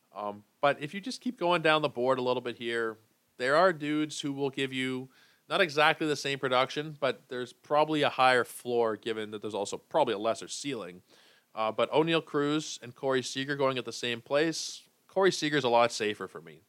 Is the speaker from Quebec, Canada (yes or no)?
no; Toronto, Ontario, Canada; We played for some of the same minor league teams. uh, you know, around here in Toronto and in Etobicoke